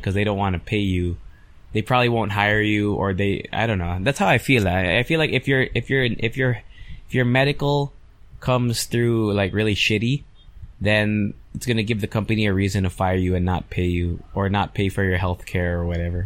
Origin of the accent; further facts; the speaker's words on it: United States; now in Philippines; I grew up in the States.